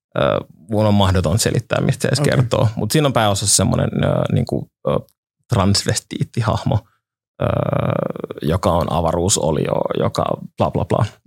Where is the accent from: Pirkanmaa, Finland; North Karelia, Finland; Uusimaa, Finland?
Uusimaa, Finland; Helsinki; mä olen käynyt niin kuin Itiksen peruskoulun ja olen Itä-Helsingistä alun perin